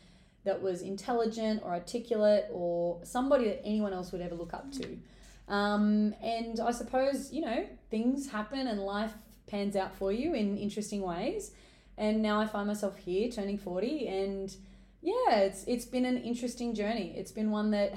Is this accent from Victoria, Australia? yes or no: no; Newcastle, New South Wales, Australia; I'm originally from Newcastle, so I've moved away, come back, but I am a Novocastrian at heart